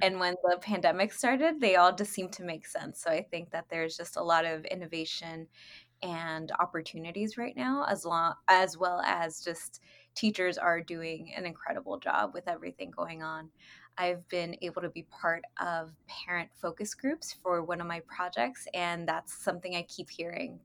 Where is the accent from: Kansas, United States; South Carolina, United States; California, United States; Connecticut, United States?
California, United States; Inglewood; moved away as an adult; also born or lived in Lennox, California / Hawthorne, California / Massachusetts / Texas; I am originally from California. Uh, I grew up in Inglewood, Lenox, and Hawthorne.